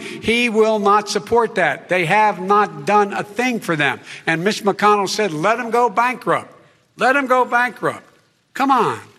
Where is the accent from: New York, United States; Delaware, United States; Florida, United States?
Delaware, United States; Claymont; born or raised there